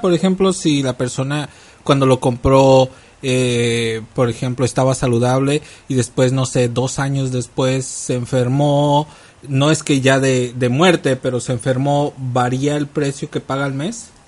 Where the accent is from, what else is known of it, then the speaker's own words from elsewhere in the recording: Jalisco, Mexico; now in United States; el lado de donde yo soy, que es de Jalisco